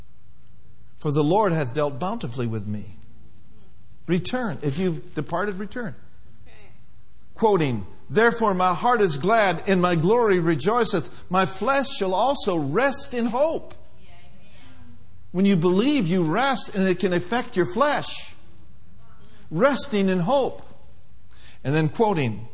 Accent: Minneapolis, Minnesota, United States; moved away; I grew up in Minneapolis, Minnesota, where winters lasted a long time.

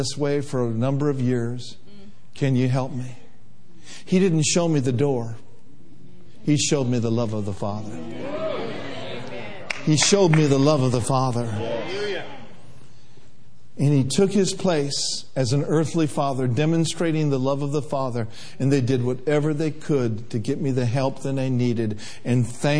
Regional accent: Minnesota, United States; we grew up in Minnesota

